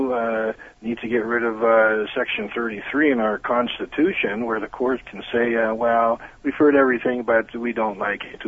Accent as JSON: {"language": "English", "town": "Toronto", "region": "Ontario", "country": "Canada", "accent": "Toronto", "said": "I have a Toronto accent"}